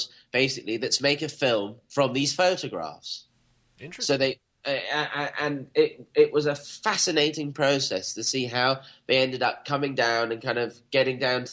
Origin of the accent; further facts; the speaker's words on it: Scotland, United Kingdom; I was born in Scotland, and Catcher in the Rye was not part of our reading repertoire